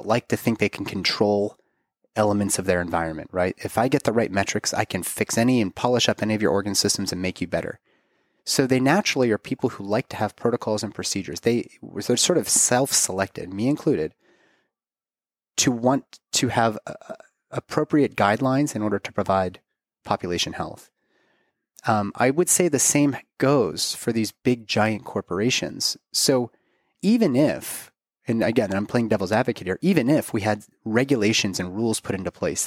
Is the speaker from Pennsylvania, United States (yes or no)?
yes; Pittsburgh, Pennsylvania, United States; my hometown in Pittsburgh